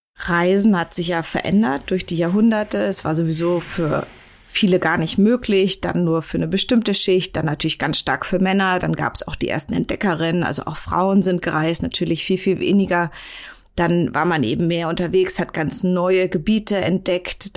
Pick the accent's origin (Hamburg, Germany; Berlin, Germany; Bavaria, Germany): Berlin, Germany; ich bin ja eine sehr eingefleischte Berlinerin